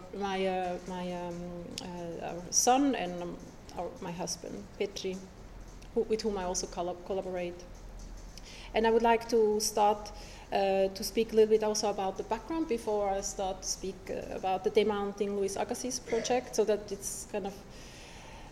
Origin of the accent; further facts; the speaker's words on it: Switzerland; moved away as an adult; also born or lived in Zurich, Switzerland / Italy; I was born in Switzerland to a Haitian mother, Monique, and my Swiss father